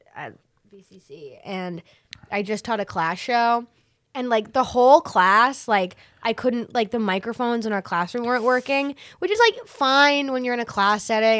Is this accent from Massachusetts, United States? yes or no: yes; Massachusetts, United States; now in New York, United States; I'm originally from Massachusetts, but I didn't start there